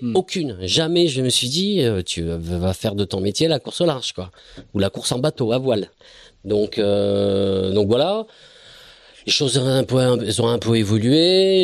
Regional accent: Bayonne, Nouvelle-Aquitaine, France; je suis Bayonnais. Enfin, Bayonnais, oui, je suis Bayonnais

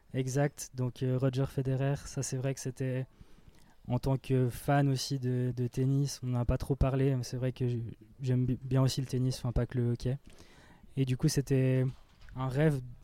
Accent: Fribourg, Switzerland; en tant que Fribourgeois

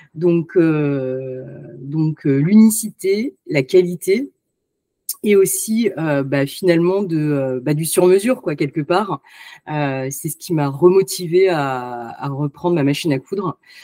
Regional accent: France; je suis née en France

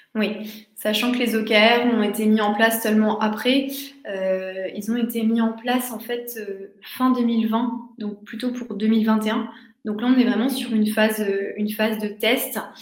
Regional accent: Metz, Grand Est, France; moved away; also born or lived in Marseille; je viens de Metz

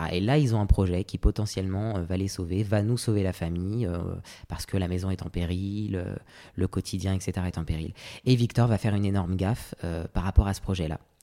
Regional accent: Paris suburbs, Île-de-France, France; J'ai grandi en banlieue parisienne euh, avec ma maman. Euh, moi, je suis d'origine réunionnaise et martiniquaise

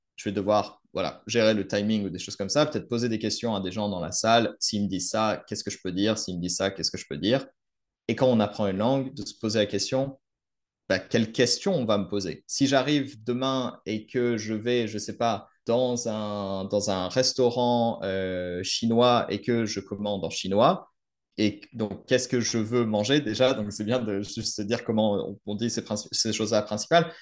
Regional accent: France; je suis français

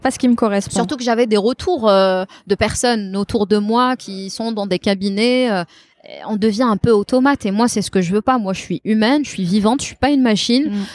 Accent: Tizi Ouzou, Tizi Ouzou Province, Algeria; moved away as an adult; also born or lived in Beni Yenni; now in Algiers, Algeria; je suis une fille de Tizi. Je suis née, j'ai grandi à Tizi. Je n'ai jamais vécu à Alger

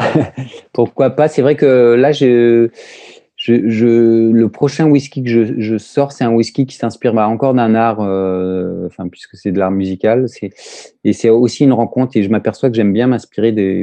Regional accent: France; also born or lived in Brittany; moi, en tant que Français

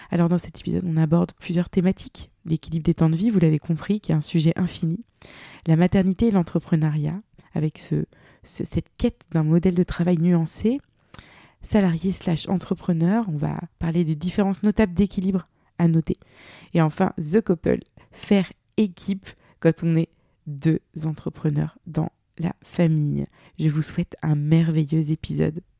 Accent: Brittany, France; accent: Breton; now in Bordeaux, France; avec mon accent breton

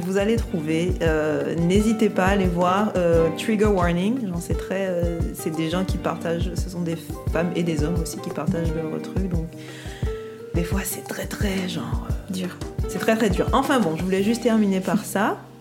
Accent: Guadeloupe; on est guadeloupéenne

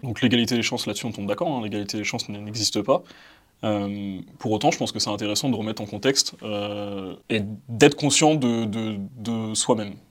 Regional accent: Val-d'Oise, Île-de-France, France; Je suis né, j'ai grandi dans le 95, dans le Val d'Oise, et j'ai grandi dans une euh, cité

